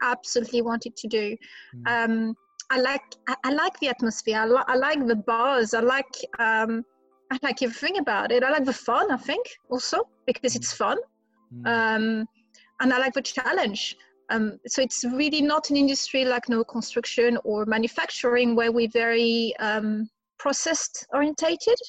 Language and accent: English; France; accent: French; moved away as an adult; also born or lived in London, United Kingdom; now in United Kingdom; You will guess by my accent, I'm French. I'm also British, but I'm mainly French. I've been in UK for over 20 years